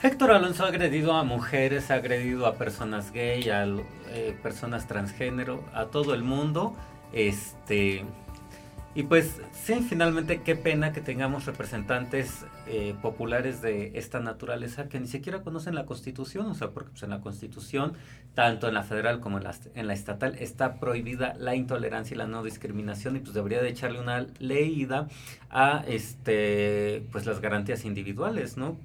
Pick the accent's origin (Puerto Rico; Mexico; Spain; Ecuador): Mexico; Puebla; también como poblanos y pues sí como parte de este estado